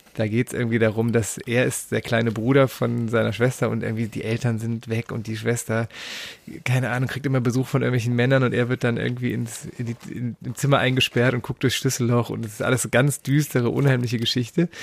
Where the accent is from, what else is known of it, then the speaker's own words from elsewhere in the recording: Düren, North Rhine-Westphalia, Germany; Das war quasi der Plattenladen in meiner Heimatstadt. Ich komme aus Düren.